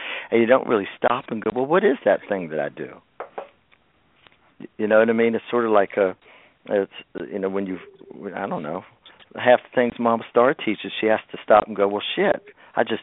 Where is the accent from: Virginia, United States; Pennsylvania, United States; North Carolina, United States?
Virginia, United States; Shenandoah Valley; I was born in the Shenandoah Valley in Virginia, which is a place where it's mixed Southern and Appalachian culture. And I grew up on Southern root work